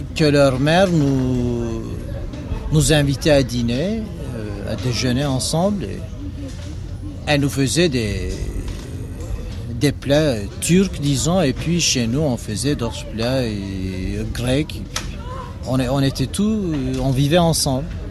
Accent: Istanbul, Turkey; Je suis né à Djangir, donc c'était l'un des plus cosmopolites des quartiers de la ville

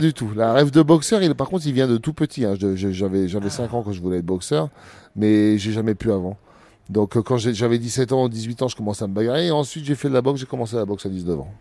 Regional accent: Abbeville, Hauts-de-France, France; Abbeville, c'est, ça restera dans mon cœur, c'est ma ville natale

